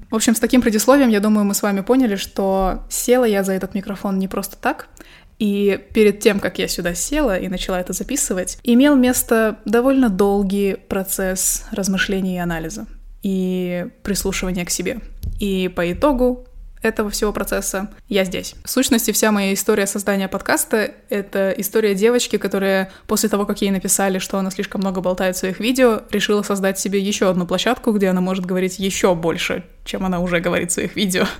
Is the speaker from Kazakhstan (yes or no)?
yes; Kazakhstan; also born or lived in Astana; Я казашка, живу в Казахстане, в столице Казахстана, городе Астана, Нурсултан